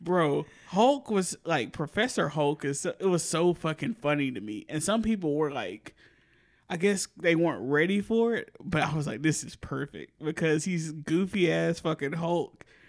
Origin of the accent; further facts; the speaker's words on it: the South, United States; as a Southerner and a Democrat